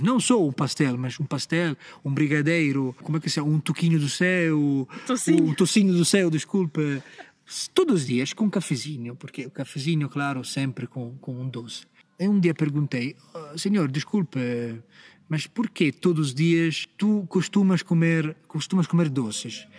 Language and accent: Portuguese; Empoli, Tuscany, Italy; accent: Italian; Portuguese is a second language; moved away as an adult; now in Portugal; eu sou italiano